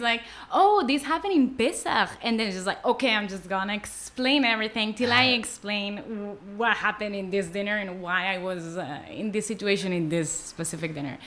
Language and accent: English; Barcelona, Catalonia, Spain; English is a second language; moved away as an adult; now in Tel Aviv, Israel; Growing up in Barcelona